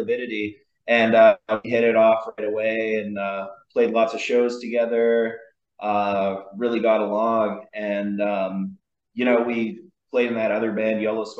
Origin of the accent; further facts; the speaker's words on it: Vancouver, British Columbia, Canada; I come all the way from Vancouver.